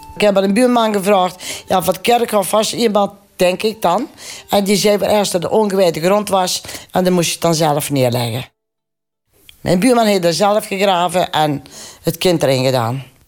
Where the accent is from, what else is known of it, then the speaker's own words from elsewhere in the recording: Venhorst, North Brabant, Netherlands; also born or lived in Erp; Ik ben in Venhorst geboren. Een klein boerenlandje, dorpje denk ik toen 3000 inwoners.